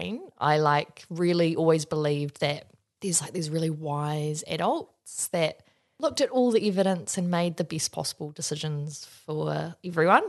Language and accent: English; Wellington, New Zealand; my background is I grew up in Wellington